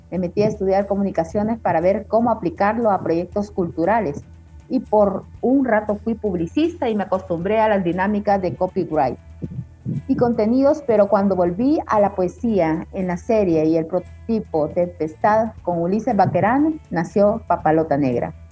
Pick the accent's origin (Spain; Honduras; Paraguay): Honduras; born there; also born or lived in Costa Rica / Guatemala / El Salvador / France; Nací en Honduras y crecí en Rodas Trips por Costa Rica, Guatemala y El Salvador.